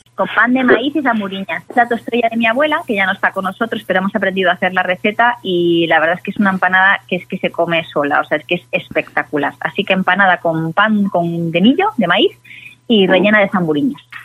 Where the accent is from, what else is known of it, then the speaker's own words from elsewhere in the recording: Galicia, Spain; como buena gallega